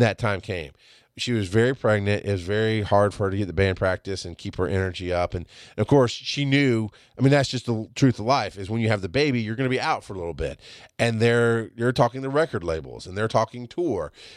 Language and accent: English; the South, United States; I'm from the South